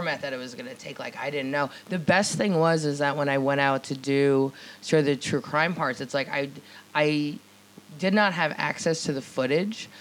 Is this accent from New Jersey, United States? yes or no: yes; New Jersey, United States; I'm from Jersey.